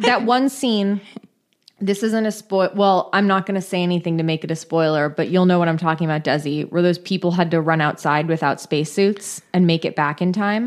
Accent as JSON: {"language": "English", "region": "California", "country": "United States", "tie": "born or raised there", "said": "I grew up in California. We're always in a drought."}